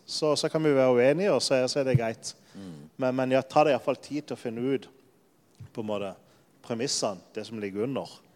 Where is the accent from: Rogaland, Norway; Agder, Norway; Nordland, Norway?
Agder, Norway; Lyngdal; moved away as an adult; also born or lived in Denmark; now in Poland; jeg er fra Sørlandet. Jeg kommer nesten fra samme sted som Jan Sigve, fra Lyngdal